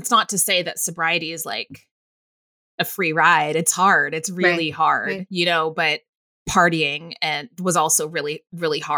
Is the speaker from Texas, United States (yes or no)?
yes; Waco, Texas, United States; moved away as an adult; also born or lived in Northern California; now in New York City, United States; Mom and I moved to Waco when I was 8